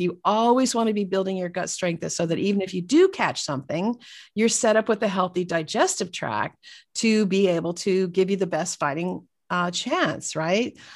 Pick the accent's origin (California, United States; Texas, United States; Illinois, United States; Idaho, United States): California, United States; Northern; we grew up in, uh, California, Northern California, and so, um, about an hour north of San Francisco